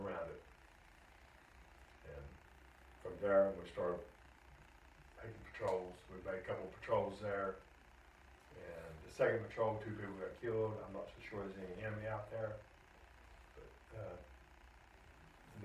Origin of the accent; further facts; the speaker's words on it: Gastonia, North Carolina, United States; also born or lived in Oklahoma; I'm born in Oklahoma, but I'm from Gastonia